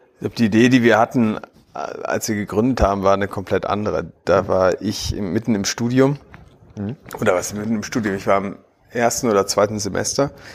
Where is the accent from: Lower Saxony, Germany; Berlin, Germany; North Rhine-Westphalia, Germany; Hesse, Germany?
Berlin, Germany; 32 Jahre alt, gebürtiger Berliner